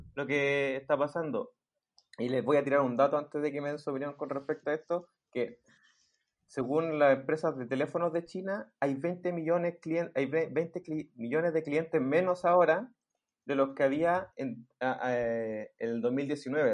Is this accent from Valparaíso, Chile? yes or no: no; Santiago, Santiago Metropolitan Region, Chile; yo y el lugar que somos de Santiago